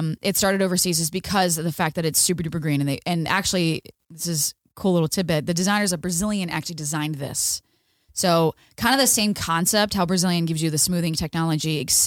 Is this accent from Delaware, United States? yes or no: yes; Delaware, United States; moved away as an adult; now in Orange County, California, United States; So I'm from Delaware. I had a salon in Delaware.